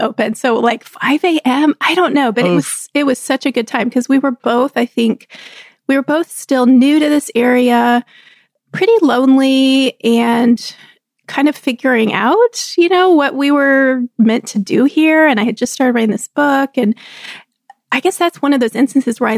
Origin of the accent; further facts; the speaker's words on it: Texas, United States; moved away; We grew up together in Texas.